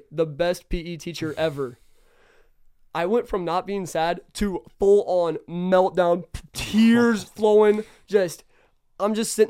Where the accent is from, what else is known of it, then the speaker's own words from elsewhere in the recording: Kansas City, United States; I'm from Kansas City.